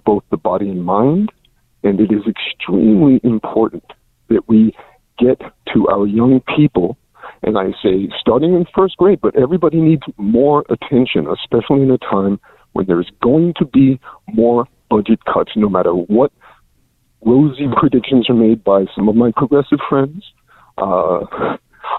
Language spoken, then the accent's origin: English; New York City, New York, United States; my hometown. Paul, let's be New Yorkers.